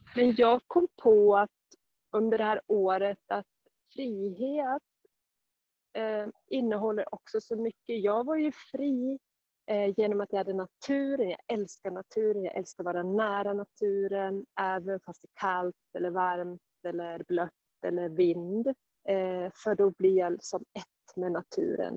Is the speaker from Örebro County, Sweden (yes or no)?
no; Sandviken, Gävleborg County, Sweden; moved away as an adult; also born or lived in Stockholm; längta hemåt Sandviken